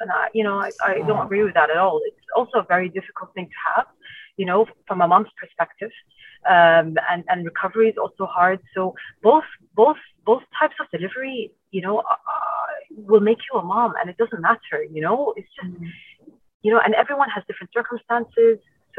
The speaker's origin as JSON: {"language": "English", "country": "Iraq", "also_born_or_lived": "United Kingdom / Ireland", "lives_now": "Dubai, United Arab Emirates", "said": "So I'm originally from Iraq. I grew up here for a while. I went to school here, secondary school here in Dubai, if you didn't know that. And then I moved to the UK and Ireland for a really long time."}